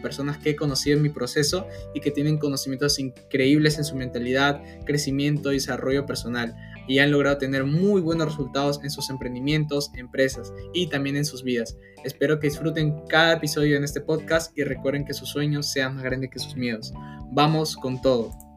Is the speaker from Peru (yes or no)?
yes; Peru; soy de Perú